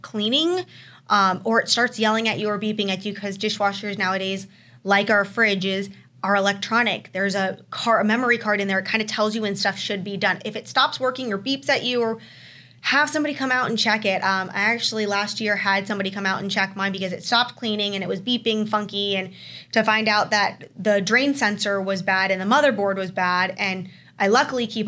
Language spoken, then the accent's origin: English; Florida, United States; now in Arizona, United States; I'm originally from Florida